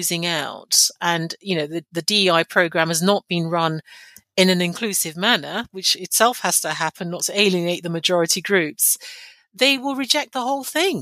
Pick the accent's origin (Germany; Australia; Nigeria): Nigeria; now in London, United Kingdom; I'm of Nigerian heritage. I was born in Nigeria, and I speak a Nigerian language fluently, and I go back often.